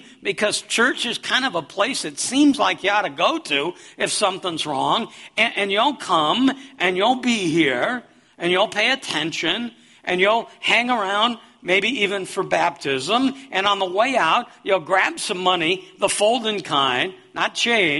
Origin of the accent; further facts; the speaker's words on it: Davenport, Iowa, United States; I'm from Davenport, Iowa